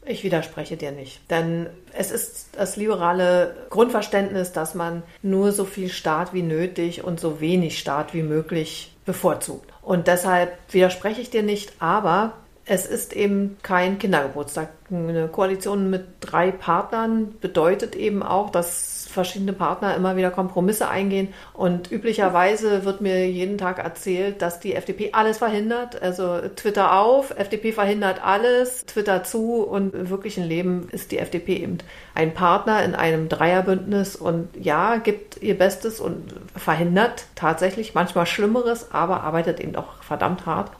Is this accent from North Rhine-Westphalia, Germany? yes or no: no; Berlin, Germany; als Berlinerin